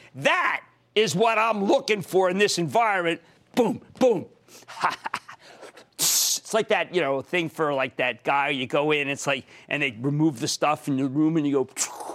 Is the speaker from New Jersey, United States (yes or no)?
yes; New Jersey, United States; moved away; my home state of New Jersey.